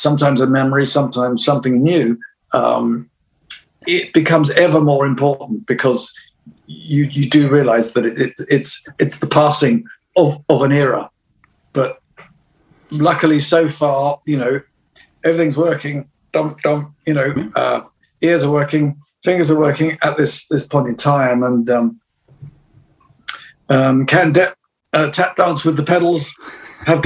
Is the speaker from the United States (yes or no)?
no; United Kingdom; other than being British.